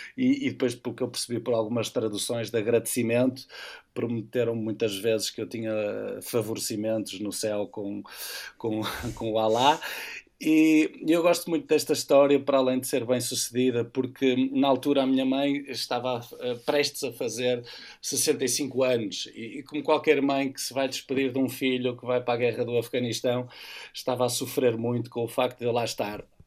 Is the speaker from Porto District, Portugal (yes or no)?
yes; Porto, Porto District, Portugal; estou a aterrar na cidade do Porto, vindo da missão, eh, com os olhos vidrados na minha cidade